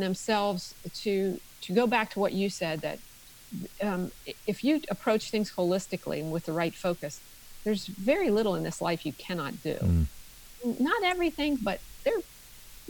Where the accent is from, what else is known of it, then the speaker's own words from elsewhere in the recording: Maryland, United States; now in Tennessee, United States; I grew up in Maryland, in a very small town in Maryland